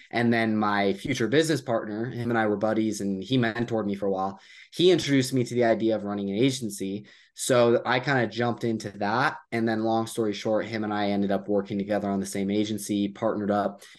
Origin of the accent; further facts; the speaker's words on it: United States; I'm from the U S